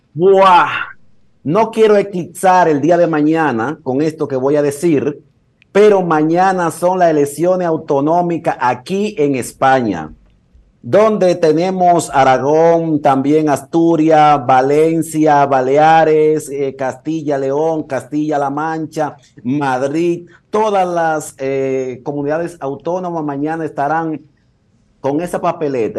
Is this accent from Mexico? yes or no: no; Dominican Republic; now in Salou, Spain